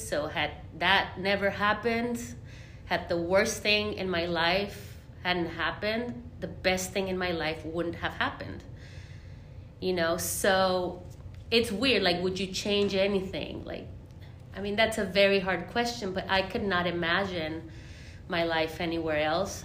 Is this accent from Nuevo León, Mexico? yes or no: yes; Monterrey, Nuevo León, Mexico; now in Nashville, United States; I am from Monterrey, Mexico.